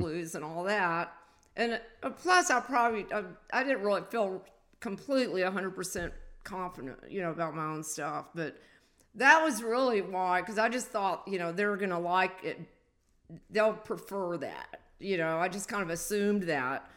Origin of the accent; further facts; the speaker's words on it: the South, United States; I was a Southerner. You know, I was from the South